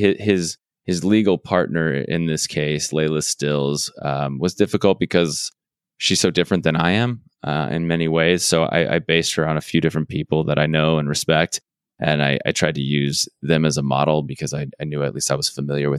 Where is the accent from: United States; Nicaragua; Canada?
United States; Arizona; I'm from Arizona